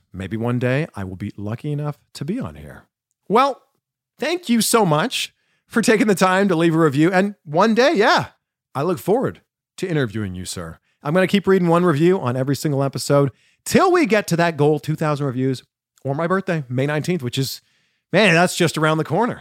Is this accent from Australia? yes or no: no; Canada; I'm Canadian.